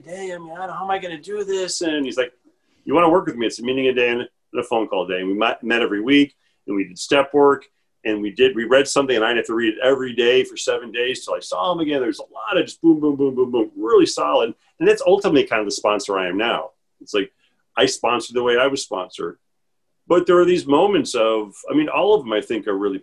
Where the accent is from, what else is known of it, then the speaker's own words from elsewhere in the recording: Chicago, Illinois, United States; I'm from the Midwest. I was born and raised in Chicago